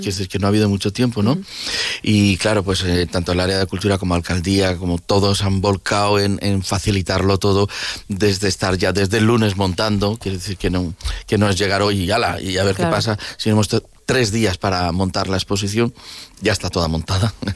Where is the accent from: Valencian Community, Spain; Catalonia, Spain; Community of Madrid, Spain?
Valencian Community, Spain; Valencia; soy valenciano, que estoy en Valencia